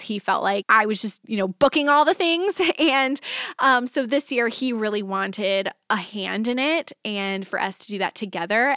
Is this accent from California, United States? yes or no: no; Texas, United States; moved away; my husband and I were both born and raised in Texas